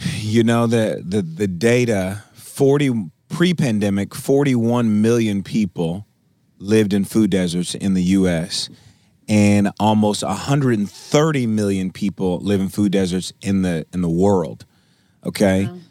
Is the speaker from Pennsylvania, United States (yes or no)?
no; Milwaukee, Wisconsin, United States; now in Tulsa, United States; I, I'm originally from Milwaukee, Wisconsin.